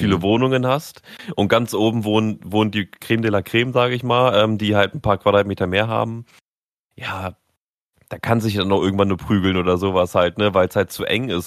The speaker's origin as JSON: {"language": "German", "country": "Germany", "said": "ich persönlich als Deutscher"}